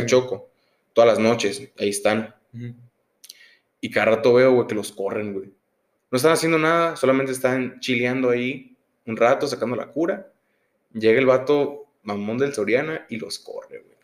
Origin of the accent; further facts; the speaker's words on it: Sonora, Mexico; Nosotros que somos de Sonora, siempre he visto una rivalidad contra la gente del D F